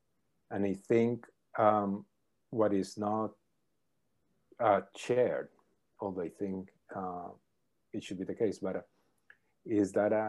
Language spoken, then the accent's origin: English; Colombia; moved away as an adult; also born or lived in Calgary; I am from Colombia. I was born there, lived there, and did my undergrad and master's in Colombia in electrical engineering. Then I moved to Calgary with my advisor, David Keith, to do a PhD there.